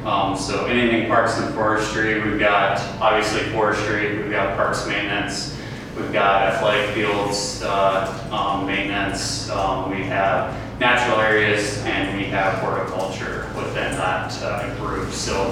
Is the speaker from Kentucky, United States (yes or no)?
no; Eastern Iowa, United States; moved away as an adult; also born or lived in the western US; So I grew up in Eastern Iowa, went out west for a little while, made my way back here because I love Iowa and this part of the state